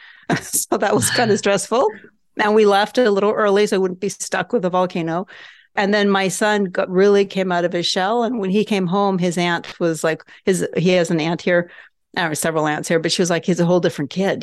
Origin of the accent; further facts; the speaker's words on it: Norway; moved away; also born or lived in Southern California, United States; I grew up in Norway, so we have family there.